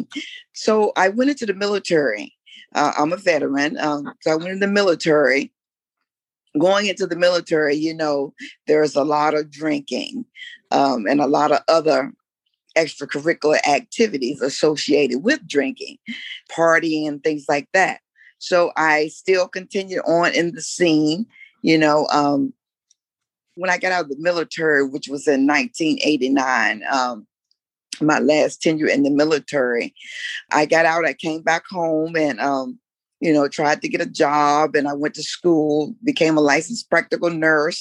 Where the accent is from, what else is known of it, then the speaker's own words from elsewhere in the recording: Newport News, Virginia, United States; now in Washington, D.C., United States; I'm from the nation's capital, but originally I'm from Newport News, Virginia.